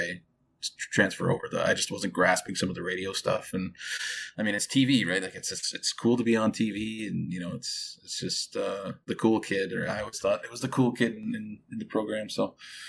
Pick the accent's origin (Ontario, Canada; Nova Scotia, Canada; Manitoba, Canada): Manitoba, Canada; Winnipeg; moved away as an adult; also born or lived in Alberta / British Columbia; born and raised in Manitoba, the Winnipeg area. From the Pegwas First Nation. I'm Cree